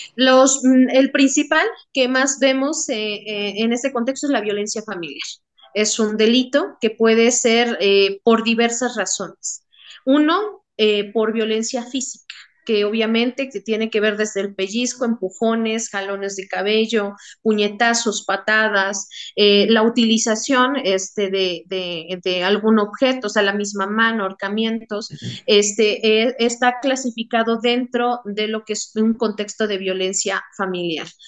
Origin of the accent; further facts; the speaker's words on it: Mexico; como mexicanos